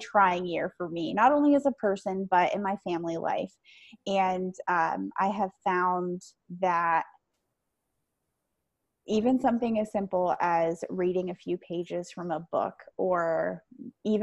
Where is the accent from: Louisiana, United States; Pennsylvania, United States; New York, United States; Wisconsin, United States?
Pennsylvania, United States; I am from Pennsylvania